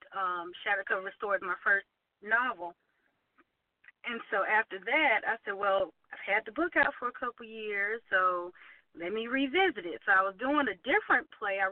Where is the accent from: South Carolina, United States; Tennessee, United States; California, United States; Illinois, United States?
South Carolina, United States; Aiken; moved away as an adult; now in Columbia, United States; I am originally from Aiken, South Carolina, which is a little not quite small suburban town west of Columbia, and I live here in Columbia, South Carolina now